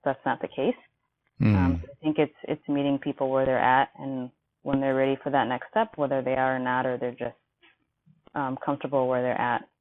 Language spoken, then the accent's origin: English; Kenya; now in Milwaukee, United States; I'm originally from Kenya, but currently living in Milwaukee, Wisconsin